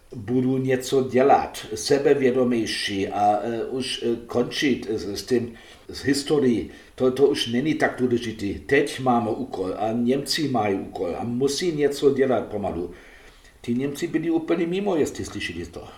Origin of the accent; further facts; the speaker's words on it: Germany; Czech is a second language; já jako Němec